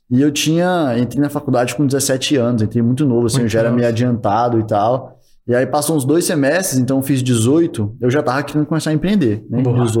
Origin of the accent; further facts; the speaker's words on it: Minas Gerais, Brazil; Sou mineiro.